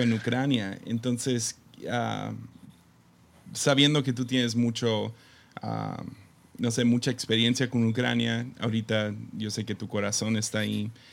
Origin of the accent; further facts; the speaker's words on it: Tepic, Nayarit, Mexico; creciendo en Tepic